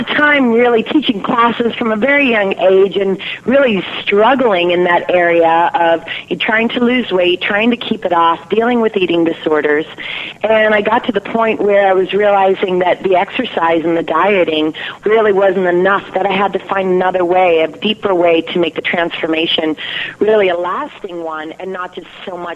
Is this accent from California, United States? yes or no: yes; California, United States; I come from California, family of 11 children